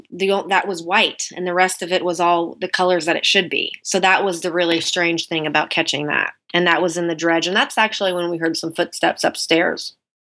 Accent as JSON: {"language": "English", "region": "Oregon", "country": "United States", "said": "My mom, even actually, when she was visiting me in Sumter, cause I'm from Oregon, she was visiting me in Sumter while we were shooting"}